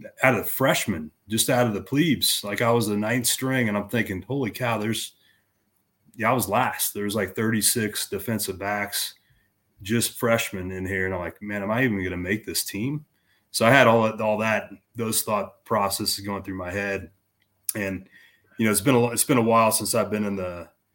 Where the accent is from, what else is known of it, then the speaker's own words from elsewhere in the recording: Kansas, United States; moved away as an adult; I came from Kansas. I was the man in my high school.